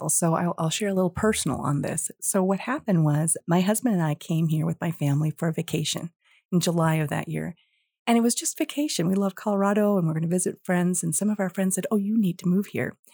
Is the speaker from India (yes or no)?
yes; India; born there; moved away; I was born in India and I think coming from a, a different place and coming here as an immigrant, I've always had an interest in all things international.